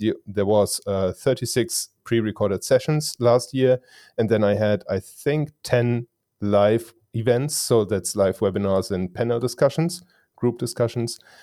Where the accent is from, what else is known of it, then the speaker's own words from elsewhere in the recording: Germany; English is a second language; I am from Germany. So English is not my native language.